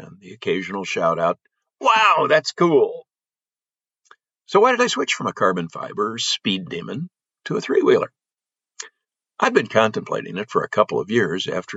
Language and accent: English; Belleville, Illinois, United States; my hometown area of Belleville, Illinois, which is a St. Louis suburb